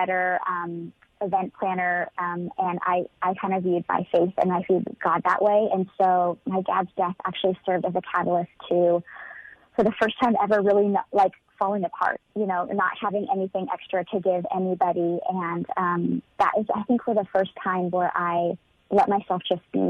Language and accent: English; California, United States; moved away as an adult; also born or lived in Nashville area, Tennessee; now in Nashville, United States; born and raised in California